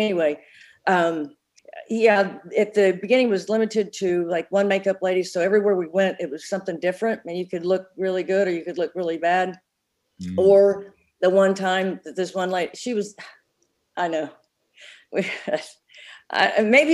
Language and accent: English; Tulsa, Oklahoma, United States; being in Tulsa, my hometown